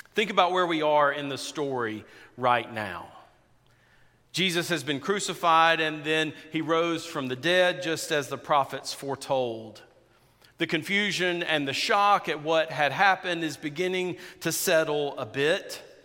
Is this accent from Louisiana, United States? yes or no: no; South Georgia, United States; I grew up in South Georgia, in rural South Georgia.